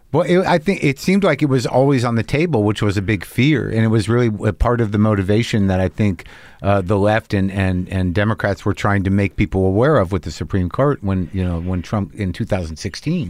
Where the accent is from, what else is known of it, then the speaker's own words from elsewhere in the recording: New Mexico, United States; I grew up in New Mexico